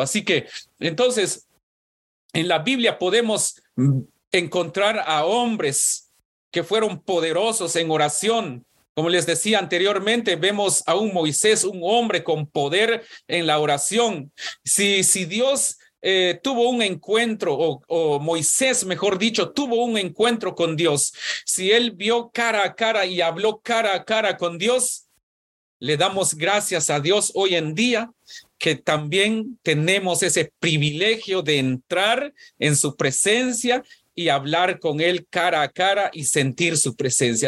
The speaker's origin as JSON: {"language": "Spanish", "country": "Guatemala", "tie": "born or raised there", "said": "cuando yo nací, en Guatemala, por lo menos en mi pueblo"}